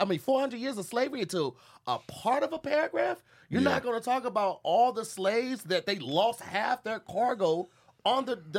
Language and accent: English; Missouri, United States; I was raised in the Midwest. Missouri is one of the last states to abolish slavery